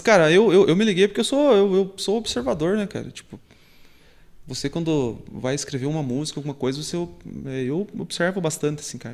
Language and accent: Portuguese; Guarapuava, Paraná, Brazil; eu sou de Guarapuava